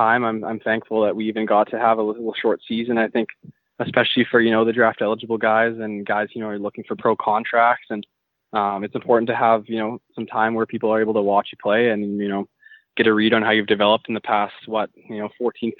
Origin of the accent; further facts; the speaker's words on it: White Rock, British Columbia, Canada; also born or lived in Maple Ridge, British Columbia; I grew up in White Rock, British Columbia, so just down by the ocean there